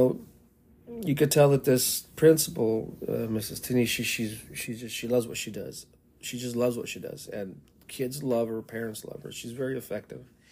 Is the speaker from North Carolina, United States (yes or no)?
no; El Paso, Texas, United States; moved away as an adult; also born or lived in Seattle, Washington; now in Tacoma, United States; I'm from El Paso, Texas